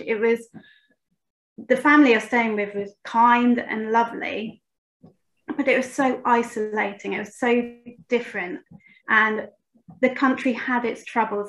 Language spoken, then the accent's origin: English; United Kingdom; I'm from Great Britain